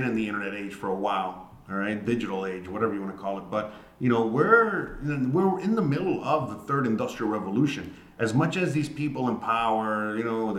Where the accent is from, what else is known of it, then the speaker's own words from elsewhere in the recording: United States; moved away; I am an American, and I live abroad.